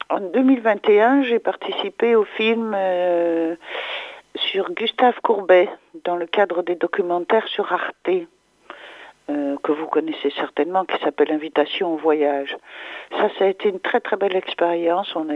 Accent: Charleroi, Wallonia, Belgium; born there; je suis peintre de nationalité belge. Je suis née en Wallonie, à Charleroi, dans la partie francophone, à l'est de la Belgique.

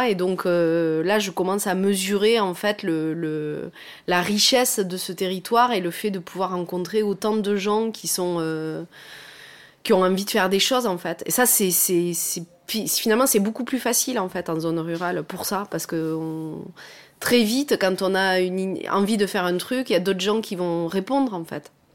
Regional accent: Pradines, Occitania, France; moved away; also born or lived in Toulouse; j'ai grandi dans le Lot

